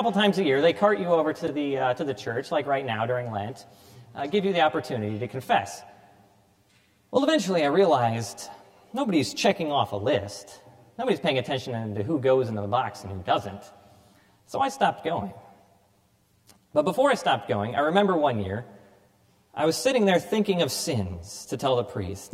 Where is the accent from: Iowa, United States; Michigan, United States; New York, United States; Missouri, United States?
Iowa, United States; Cedar Rapids; I was born here in Cedar Rapids, baptized at All Saints Parish